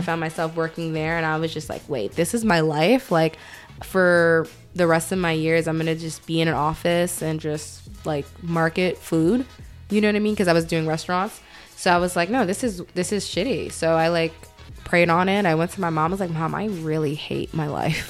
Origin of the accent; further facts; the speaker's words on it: New York City, New York, United States; also born or lived in Atlanta, Georgia; I am from Brooklyn. Um, spent a little bit of my childhood in Atlanta, so there's going to be some words I say very Southern